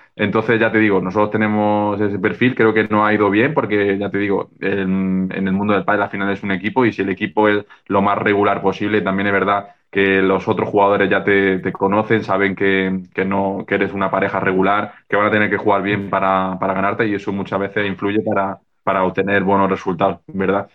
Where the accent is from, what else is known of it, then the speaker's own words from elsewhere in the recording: Granada, Andalusia, Spain; also born or lived in Barcelona; me volví a Granada, que es mi ciudad, mi ciudad natal